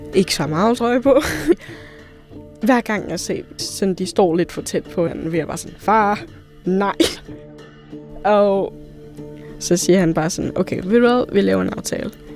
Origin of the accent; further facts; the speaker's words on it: near Pattaya, Chonburi, Thailand; now in Denmark; Min mor er thai, min far er dansk, og jeg er født i Thailand et sted tæt på Pattaya